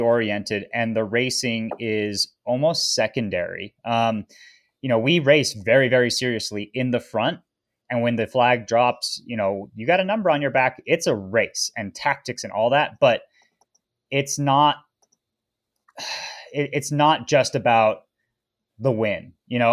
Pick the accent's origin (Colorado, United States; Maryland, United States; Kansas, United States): Colorado, United States; Boulder; also born or lived in Tahoe; growing up in Boulder, Colorado, which is, you know, a hotbed of American cycling